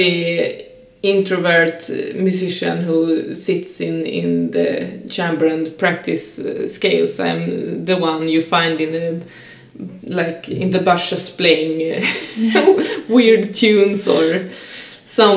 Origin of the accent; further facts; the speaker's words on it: Saint Petersburg, Russia; now in Stockholm, Sweden; I'm a female musician and born and raised in St. Petersburg, but now living in Stockholm